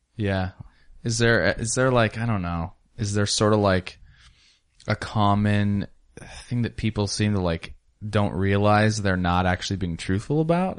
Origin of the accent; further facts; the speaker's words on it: Ellensburg, Washington, United States; I was raised in Ellensburg, Washington, small town